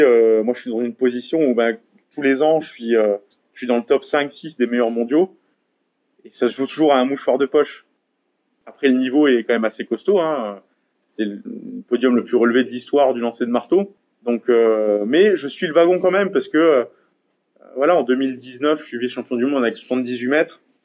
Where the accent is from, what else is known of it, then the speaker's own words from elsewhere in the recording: Gandrange, Grand Est, France; also born or lived in Hayange; j'ai été à l'école à Gandrange, j'ai fait du sport à Gandrange, j'ai grandi à Gandrange.